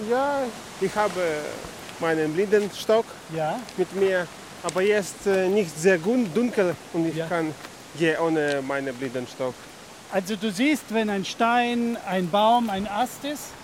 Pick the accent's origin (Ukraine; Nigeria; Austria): Ukraine; Kyiv; German is a second language; now in Germany; ich komme aus der Ukraine, aus Kiew.